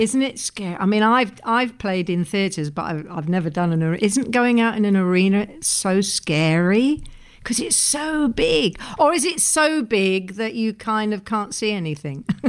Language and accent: English; England, United Kingdom; as an English person